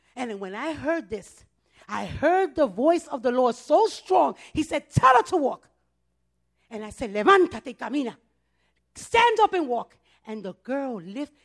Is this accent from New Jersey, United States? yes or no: no; New York City, New York, United States; I was born and raised in the Bronx. I'm a Bronx girl.